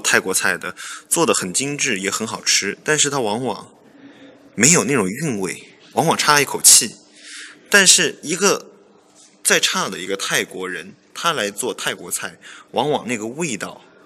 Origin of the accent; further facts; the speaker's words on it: Yunnan, China; also born or lived in Thailand; 像我是云南人哈，云南就有很多这个泰国餐馆，泰国的餐厅